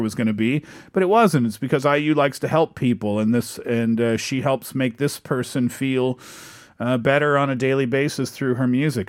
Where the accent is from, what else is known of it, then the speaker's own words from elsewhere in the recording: Seoul, South Korea; I am from Seoul, South Korea.